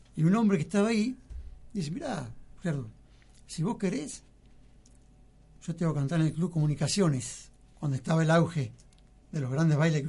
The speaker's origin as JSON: {"language": "Spanish", "town": "25 de Mayo", "region": "Buenos Aires Province", "country": "Argentina", "tie": "born or raised there", "also_born_or_lived": "Lanús, Buenos Aires", "said": "yo viví en las 5 y 20"}